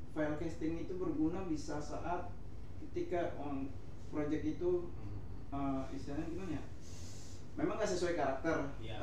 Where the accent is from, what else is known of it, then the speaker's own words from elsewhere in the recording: Jakarta, Indonesia; also born or lived in Medan (family origin); gue pribadi memang lahir di Jakarta